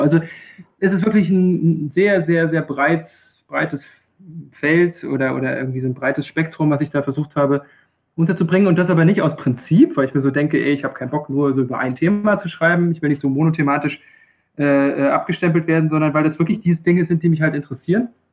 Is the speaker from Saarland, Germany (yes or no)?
no; Rostock, Mecklenburg-Vorpommern, Germany; moved away as an adult; also born or lived in Greifswald / Freiburg im Breisgau; now in Freiburg, Germany; Ich bin ein gebürtiges Nordlicht, ähm, komme tatsächlich aus Greifswald. Das ist ähm, relativ nah bei Usedom, relativ nah bei Rügen, für die, die die Ecke da oben nicht ganz so gut kennen. Ähm, bin in Rostock groß geworden